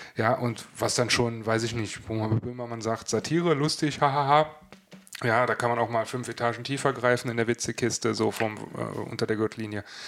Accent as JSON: {"language": "German", "region": "West Germany", "country": "Germany", "said": "als Wessi"}